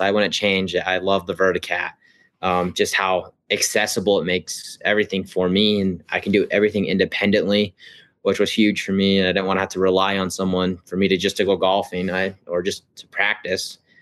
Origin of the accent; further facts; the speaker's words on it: Ogden, Utah, United States; I'm from Ogden, Utah